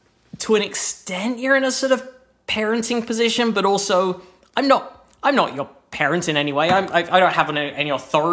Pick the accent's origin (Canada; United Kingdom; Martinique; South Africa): United Kingdom; England; moved away; I'm from the UK, I'm from England